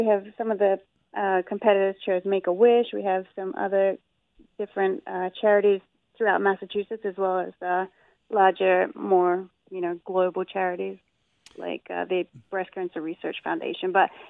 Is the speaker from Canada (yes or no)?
no; Australia; accent: Australian; now in Agawam, United States; I grew up in Australia, but I've been in Agawam for a while.